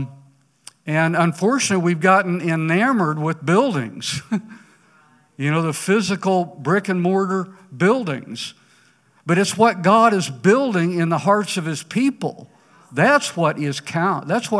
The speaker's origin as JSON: {"language": "English", "town": "Ponca City", "region": "Oklahoma", "country": "United States", "tie": "born or raised there", "said": "walking the streets of my hometown, Ponca City"}